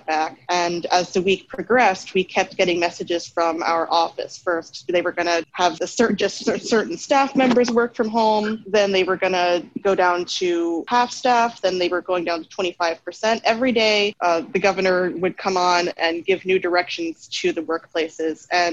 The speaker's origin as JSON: {"language": "English", "area": "Long Island", "region": "New York", "country": "United States", "said": "I'm from New York, Long Island, New York"}